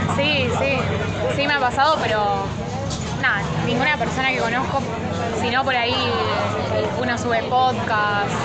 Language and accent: Spanish; Armstrong, Santa Fe, Argentina; also born or lived in Buenos Aires; now in Rosario, Argentina; viví, nací en Armstrong y bueno, yo era, no sé, he tenido 16 años